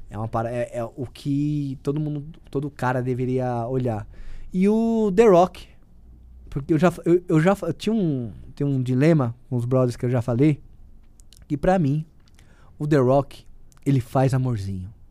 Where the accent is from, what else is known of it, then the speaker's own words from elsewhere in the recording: São Paulo, Brazil; Eu não sou, não, não, não tenho cara de nordestino, sou paulista, mas a minha alma, é, ela é, é, é, do Nordeste